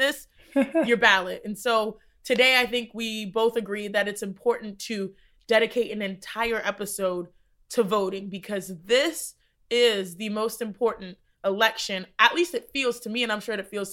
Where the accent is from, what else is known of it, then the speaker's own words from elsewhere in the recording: Texas, United States; growing up in Texas, we had Texas history